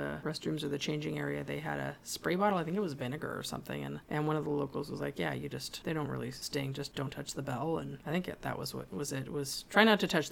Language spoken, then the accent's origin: English; Santa Cruz, California, United States; I'm from Santa Cruz